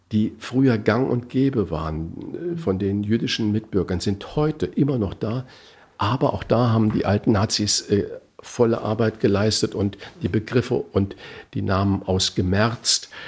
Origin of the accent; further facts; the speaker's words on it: Saarland, Germany; Ja, äh, also ich komme aus dem Knödelland. Ich bin ja gebürtiger Saarländer